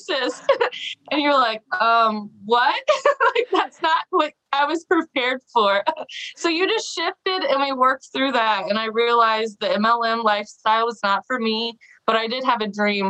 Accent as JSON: {"language": "English", "region": "Missouri", "country": "United States", "said": "I'm from Missouri"}